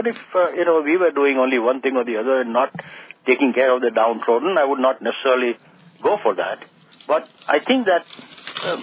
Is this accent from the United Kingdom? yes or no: no; India; now in United States; living and growing up in India